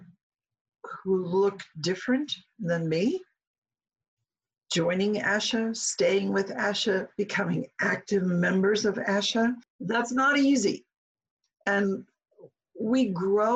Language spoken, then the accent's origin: English; Omaha, Nebraska, United States; moved away as an adult; Omaha's home for me.